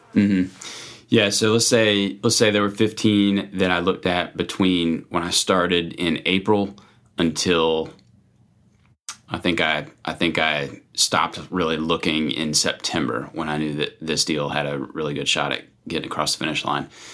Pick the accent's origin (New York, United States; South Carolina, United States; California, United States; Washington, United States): South Carolina, United States; moved away as an adult; now in Virginia, United States; I grew up in South Carolina